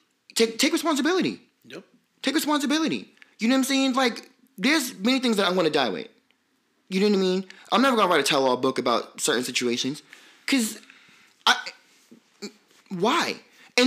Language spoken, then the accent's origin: English; New York City, New York, United States; I'm from Brooklyn